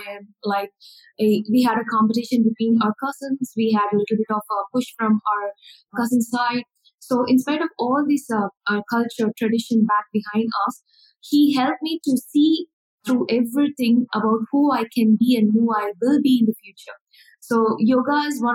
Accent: Chennai, Tamil Nadu, India; I'm from India, Chennai. So this is where I born and brought up

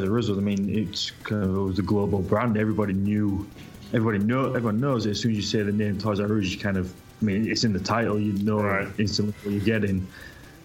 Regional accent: United Kingdom; I'm a Brit. I'm across the water from you

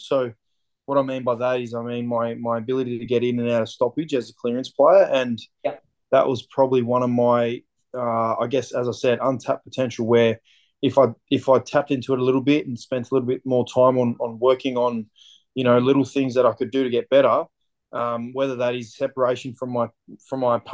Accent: Dandenong, Victoria, Australia; I grew up in Dandenong in Victoria.

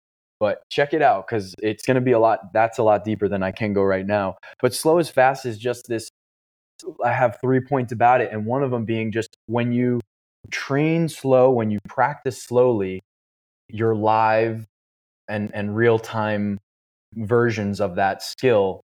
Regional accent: New York, United States; I live in New York and I grew up surfing in New York.

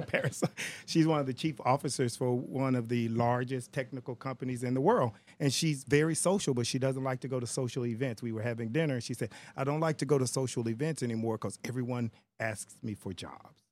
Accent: Texas, United States; I'm African American or because I'm Texan

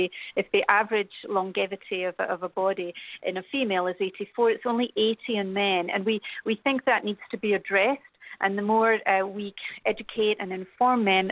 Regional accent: United Kingdom; accent: British; now in Canada; I'm very British, as you can tell from my accent

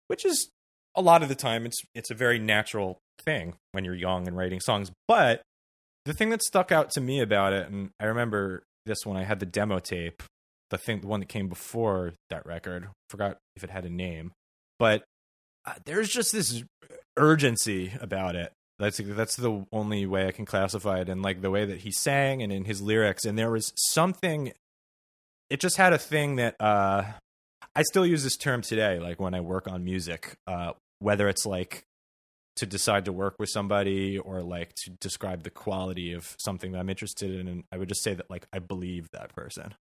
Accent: Sea Cliff, New York, United States; I grew up on Long Island in a, uh, a town in Nassau County on the North Shore called Seacliff

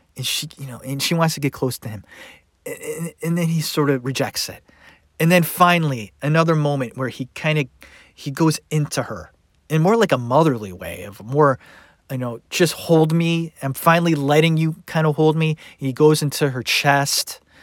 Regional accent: Cleveland, Ohio, United States; I grew up in Cleveland.

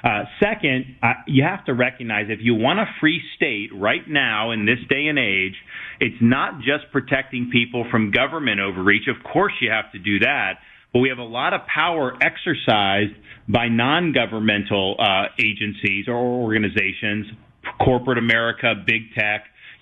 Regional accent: Florida, United States; And I grew up in Florida

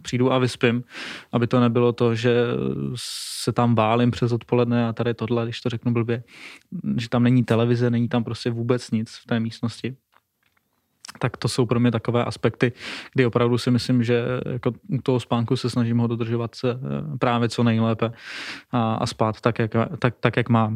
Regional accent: Moravia, Czechia; Jsme z Moravy

